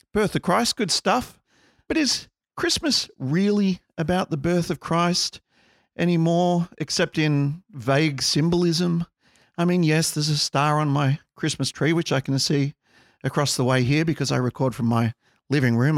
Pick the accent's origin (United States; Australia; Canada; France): Australia; we're from Australia